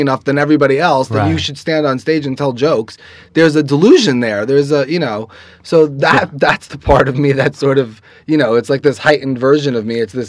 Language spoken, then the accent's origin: English; New York City, New York, United States; I grew up in Queens, by the way, not far from here.